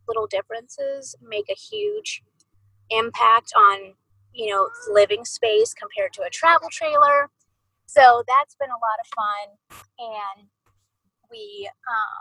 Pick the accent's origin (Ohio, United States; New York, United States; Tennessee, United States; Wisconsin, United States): Ohio, United States; Columbus; moved away as an adult; also born or lived in Arizona / Idaho / Missouri; I'm from Ohio and I love Ohio and I know we will always call that home